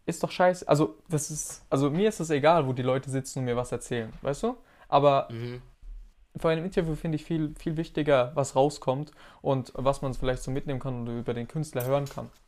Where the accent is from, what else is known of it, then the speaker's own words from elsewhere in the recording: Hesse, Germany; Ich bin aus der Nähe von Frankfurt. Ich bin tatsächlich aus, sehr, aus einem sehr kleinen Kaff. Aus einem sehr kleinen Kaff.